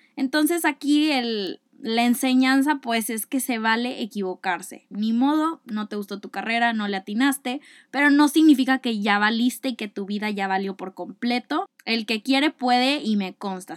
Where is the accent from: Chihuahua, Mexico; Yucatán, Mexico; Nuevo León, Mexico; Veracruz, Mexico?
Nuevo León, Mexico; Monterrey; soy de Monterrey, Nuevo León.